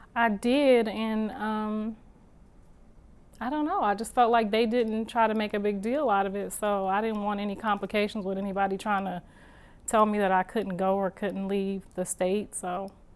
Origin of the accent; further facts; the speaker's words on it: Ohio, United States; moved away as an adult; now in Los Angeles, United States; I'm from Ohio